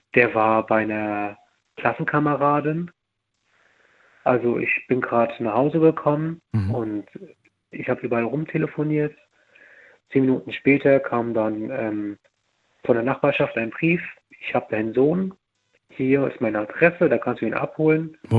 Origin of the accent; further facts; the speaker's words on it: near Mainz, Rhineland-Palatinate, Germany; ich komme aus Rheinland-Pfalz